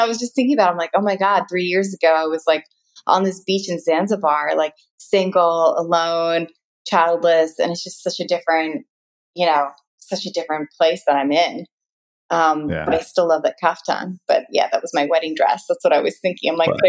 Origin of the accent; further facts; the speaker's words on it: United States; But that's where I realize I'm very American because I'm like, oh, I love being tanner, the darker, the better. When I was younger, I always loved being half Indian.